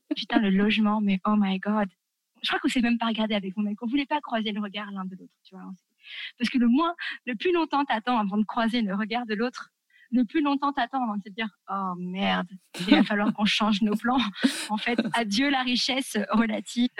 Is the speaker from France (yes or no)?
yes; France; moved away as an adult; also born or lived in Tunisia; nous, quand on est français, euh, tu touches pas les enfants des autres